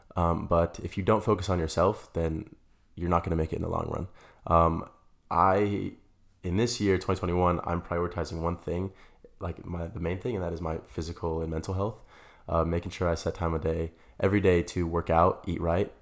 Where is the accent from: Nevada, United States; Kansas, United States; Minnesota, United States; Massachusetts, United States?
Nevada, United States; Las Vegas; moved away as an adult; now in Arizona, United States; I'm originally from Las Vegas. I moved to Arizona about four years ago